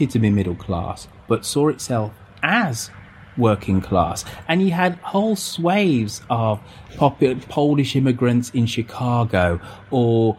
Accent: England, United Kingdom; My identity of being English

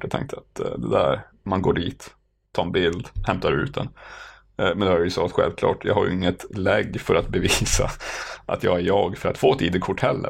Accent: Norrbotten County, Sweden; moved away; jag är från Norrbotten

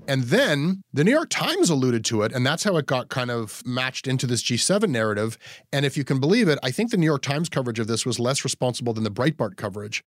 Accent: Canada; I'm a Canadian who's known to some Americans in the media

